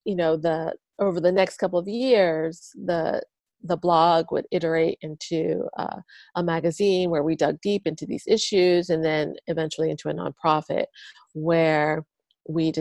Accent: Philadelphia, Pennsylvania, United States; moved away as an adult; also born or lived in Asia; I'm from Philadelphia originally. And I was living in Asia. I've been there for a bit over a decade

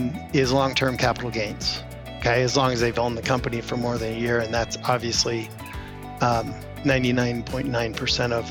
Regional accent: Denver, Colorado, United States; we grew up in Denver, Colorado, and I have not really left the state of Colorado to live for ever

